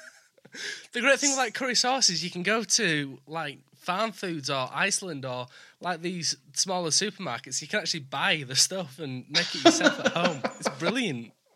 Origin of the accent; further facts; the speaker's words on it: Leeds, Yorkshire and the Humber, United Kingdom; now in York, United Kingdom; I'm from Leeds. I live in York